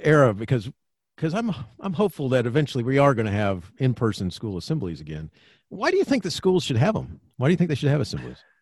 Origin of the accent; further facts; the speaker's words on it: Florida, United States; I grew up in Florida.